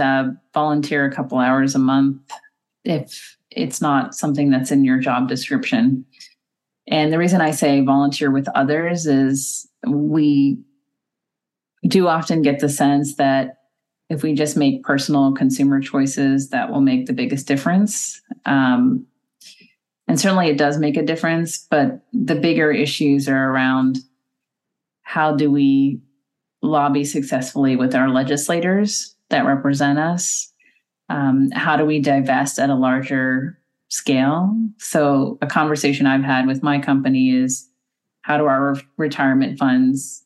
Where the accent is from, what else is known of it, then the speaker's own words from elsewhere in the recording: United States; as an American